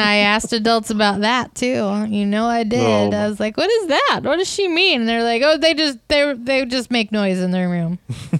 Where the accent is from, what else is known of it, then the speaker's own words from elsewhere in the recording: Iowa, United States; I'm from Iowa